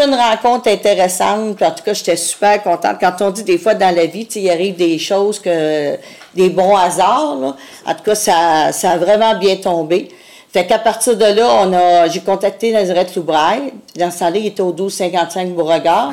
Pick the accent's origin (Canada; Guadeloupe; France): Canada; Montreal, Quebec; je suis venue au monde dans le centre-sud de Montréal